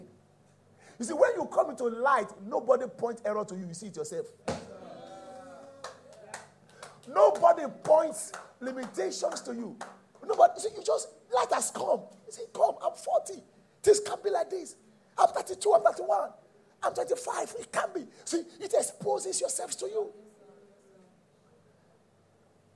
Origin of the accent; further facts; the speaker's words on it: Nigeria; I was born in Nigeria and I still operate in Nigeria